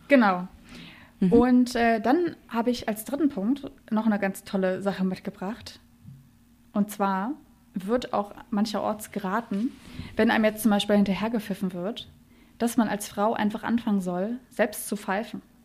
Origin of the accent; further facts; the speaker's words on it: Berlin, Germany; ich komme aus Berlin